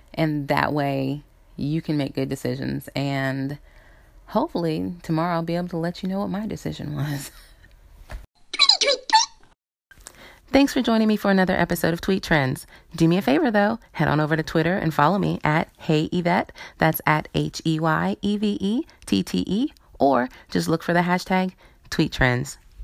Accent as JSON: {"language": "English", "region": "South Carolina", "country": "United States", "tie": "born or raised there", "moved": "yes", "said": "I grew up in South Carolina"}